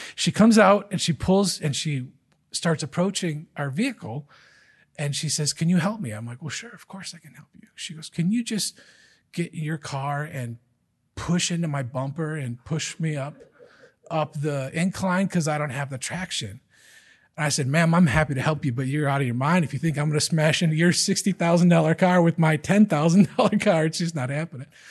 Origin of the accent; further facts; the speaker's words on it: Michigan, United States; moved away as an adult; also born or lived in Virginia; I grew up in Michigan, just like Les and Carolyn.